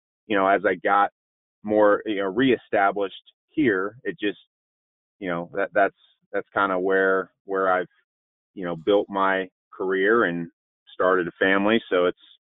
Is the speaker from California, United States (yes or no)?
no; Indianapolis, Indiana, United States; also born or lived in Washington, D.C. area; I was born and raised in Indianapolis, Indiana. I've lived here my entire life